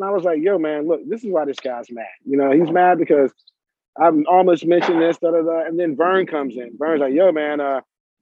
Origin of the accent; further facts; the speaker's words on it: the South, United States; we're from the South.